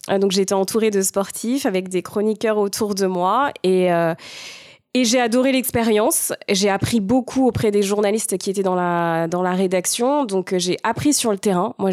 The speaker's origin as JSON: {"language": "French", "area": "Val-d'Oise, Paris region", "region": "Île-de-France", "country": "France", "tie": "born or raised there", "said": "j'ai grandi en région parisienne, dans un petit village euh, dans le Val d'Oise."}